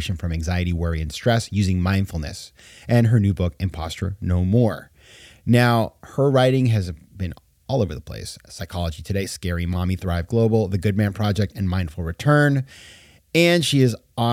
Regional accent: Sanford, Maine, United States; moved away; my hometown in Maine, Sanford, Maine, 20,000 people

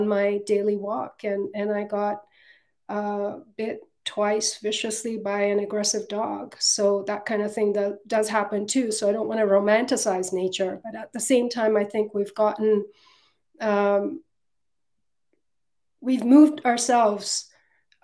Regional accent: Northeast India, India; now in United States; I grew up partly in Northeast India, a region that was truly teeming with 10,000 plant species

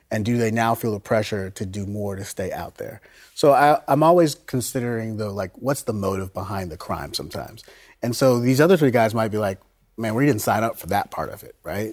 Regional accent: Florida, United States; I grew up in Florida

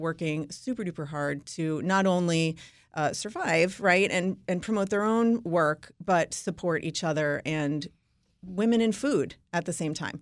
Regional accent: New York, United States; I'm from New York, Jewish and Italian.

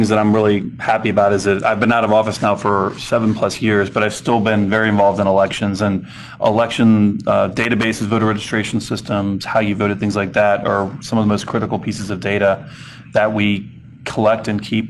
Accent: Kentucky, United States; I served two terms as Secretary of State of Kentucky, my home state.

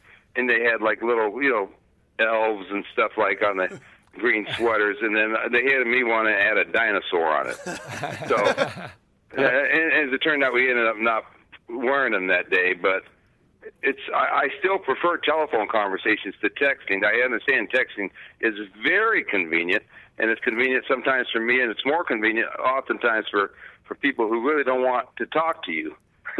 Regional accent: Torrance, California, United States; also born or lived in Los Angeles, California / Hawthorne, California / Inglewood, California; we lived in Hawthorne, California, Inglewood, moved to North Torrance, which is near that South Bay area.

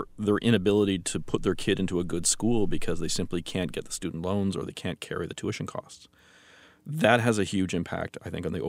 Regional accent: Canada; I'm not living in the United States. I'm not American.

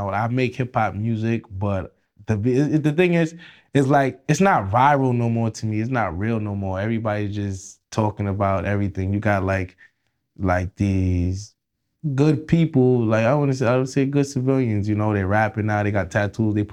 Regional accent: New York City, New York, United States; Yeah, I'm Jamaican, so we, we we came up wild in Brooklyn.

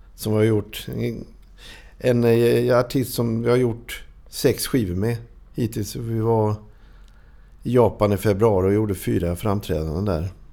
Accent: Norrland / Småland, Sweden; also born or lived in Hestra; Vi flyttade dit ifrån Norrland. Vi är från Norrland från början. Alltså. Mm. Vi flyttade till Småland när jag var åtta år

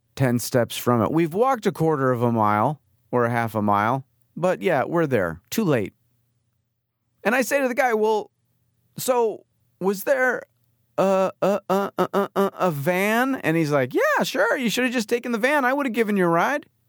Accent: New York, United States; moved away as an adult; now in California, United States; we grew up in New York

